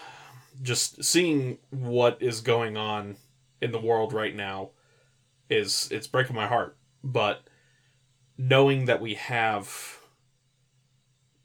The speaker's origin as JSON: {"language": "English", "region": "California", "country": "United States", "tie": "born or raised there", "said": "I was raised in California"}